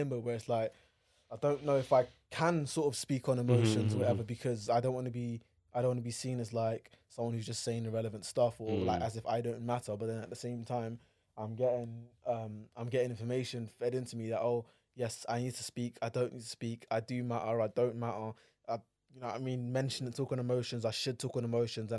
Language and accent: English; Abeokuta, Ogun State, Nigeria; I'm from Abeokuta.